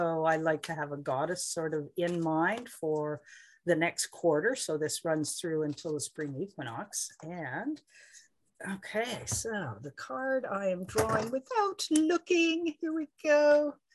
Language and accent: English; Southern Ontario, Canada; I grew up in Southern Ontario